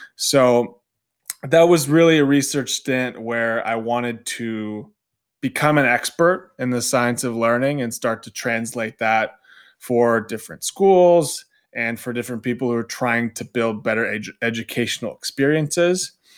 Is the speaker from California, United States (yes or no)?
yes; Southern California, United States; moved away as an adult; I'm originally from Southern California, so not too far away from Orange County.